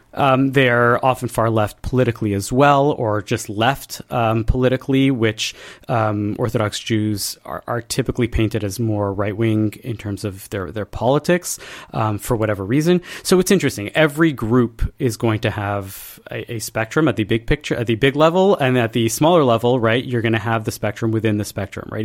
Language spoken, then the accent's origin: English; Montreal, Quebec, Canada; us Montrealers